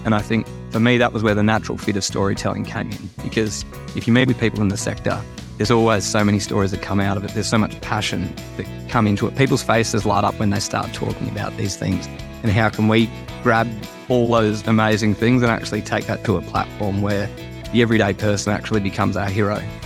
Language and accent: English; Sydney, New South Wales, Australia; I, I grew up in Sydney